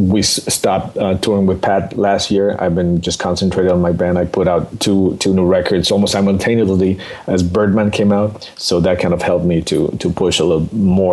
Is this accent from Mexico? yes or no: yes; Mexico City, Mexico; I'm originally from Mexico City. I was born and raised there.